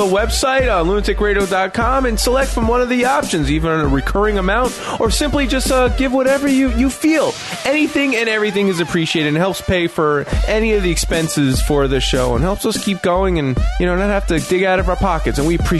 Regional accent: New York City, New York, United States; I grew up in New York City.

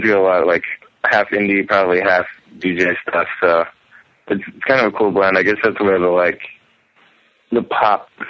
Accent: Lafayette, Louisiana, United States; moved away as an adult; now in San Francisco, United States; I grew up in Louisiana. I'm from Lafayette, Louisiana

